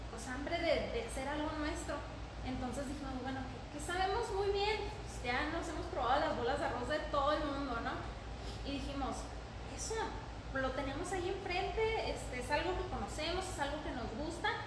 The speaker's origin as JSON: {"language": "Spanish", "region": "Chihuahua", "country": "Mexico", "moved": "as an adult", "lives_now": "Ciudad Juárez, Mexico", "said": "tengo 30 años, soy de Chihuahua, Chihuahua, tengo dos años viviendo en Juárez, me casé y me vine a vivir a, Juárez."}